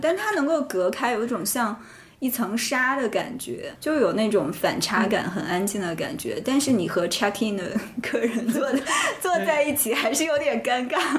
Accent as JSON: {"language": "Chinese", "region": "Shandong", "country": "China", "moved": "yes", "lives_now": "Shanghai, China", "said": "我作为一个北方人，山东人"}